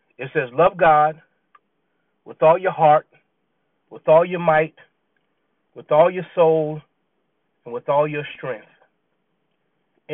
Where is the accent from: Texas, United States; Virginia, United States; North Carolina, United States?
Virginia, United States; also born or lived in Clemson, South Carolina; when we moved from South Carolina to Virginia and we were living on the naval base